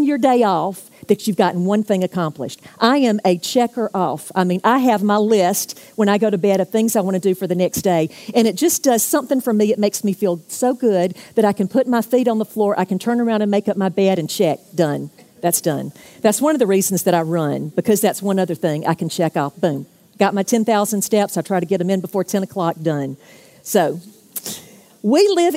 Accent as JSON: {"language": "English", "town": "Jacksonville", "region": "Florida", "country": "United States", "said": "I'm from Jacksonville"}